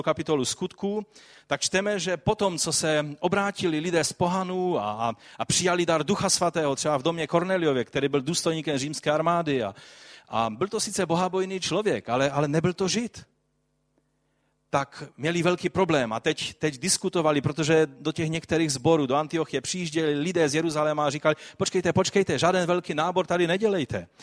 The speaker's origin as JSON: {"language": "Czech", "region": "Silesia", "country": "Czechia", "said": "jak se říká tady u nás na Slesku"}